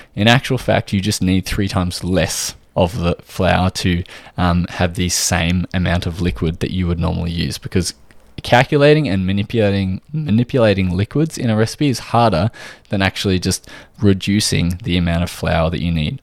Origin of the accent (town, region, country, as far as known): Australia